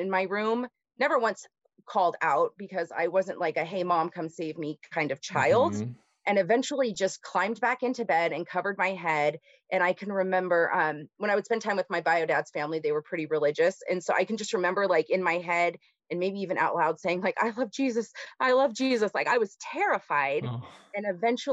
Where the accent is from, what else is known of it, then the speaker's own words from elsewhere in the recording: Simi Valley, California, United States; So I grew up in Southern California, a place called Simi Valley. It's in Ventura County. Born there.